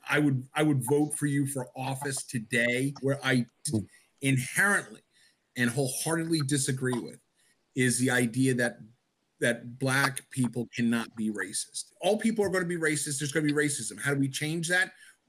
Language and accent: English; United States